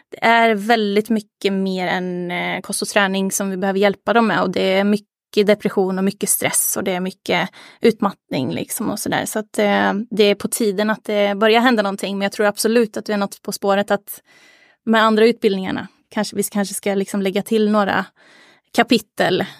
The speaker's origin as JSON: {"language": "Swedish", "town": "Arvika", "region": "Värmland", "country": "Sweden", "lives_now": "Gothenburg, Sweden", "said": "liksom som instruktör hemma i Arvika, men ville liksom bredda lite, ville få lite mer konkurrens. Eh, så så då, då stack jag till Göteborg"}